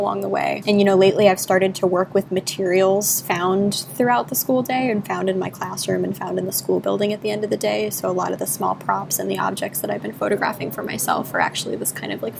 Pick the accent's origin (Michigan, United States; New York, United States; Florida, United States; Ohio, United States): Florida, United States; South; I grew up in South Florida